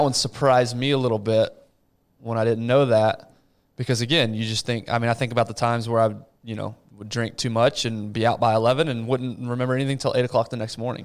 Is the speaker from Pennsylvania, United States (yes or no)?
no; Abilene, Texas, United States; I grew up in Abilene.